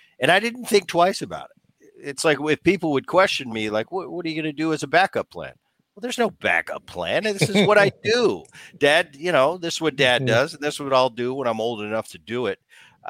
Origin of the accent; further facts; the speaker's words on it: Philadelphia, Pennsylvania, United States; I remember, Gavin, I grew up in Philadelphia. My dad was playing for the Phillies all throughout the 70s. And so I was a Philly kid.